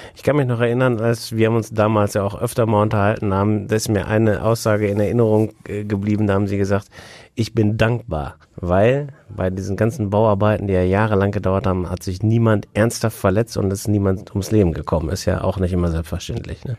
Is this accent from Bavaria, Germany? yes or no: no; Wesel, North Rhine-Westphalia, Germany; diese Rheinbrücke bei uns in Wesel